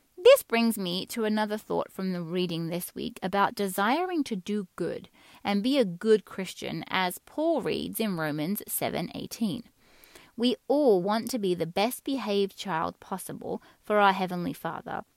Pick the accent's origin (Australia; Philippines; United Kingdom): United Kingdom; England; moved away; Many of you listening to this will hear a faint accent in my voice. Some would say not so faint. That's because I grew up in England.